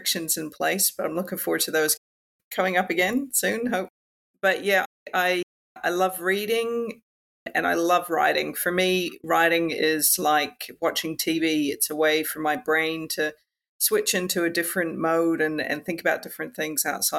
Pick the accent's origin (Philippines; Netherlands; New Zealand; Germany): New Zealand; moved away as an adult; also born or lived in Canada; now in Australia; So I was born in New Zealand. I'm what I call a mutt. My dad's Canadian, my mum's a Kiwi. So I traveled between the two countries a bit growing up as well.